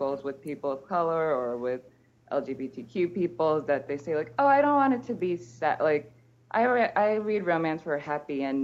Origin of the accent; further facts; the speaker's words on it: United States; moved away as an adult; now in Martinique; it's also hard for me to think of myself as an immigrant because we're conditioned not to think of ourselves as immigrants, especially as Americans